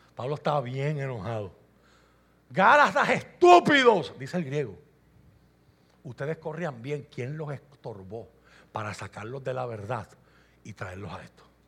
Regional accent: Puerto Rico; Yo soy puertorriqueño

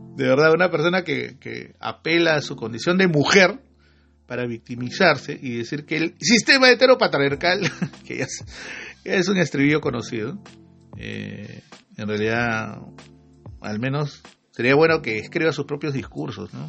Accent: Peru; ahí todos somos peruanos

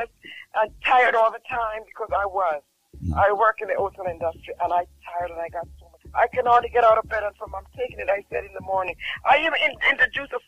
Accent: Jamaica; I'm from Jamaica

